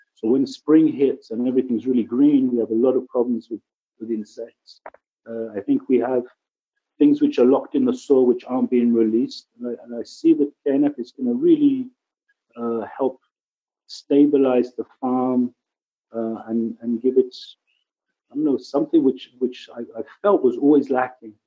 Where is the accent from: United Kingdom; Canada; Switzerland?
United Kingdom; England; also born or lived in Kibbutz Lotan, Israel; now in Israel; I'm originally from England, you can maybe hear from my accent. I've been here about 33 years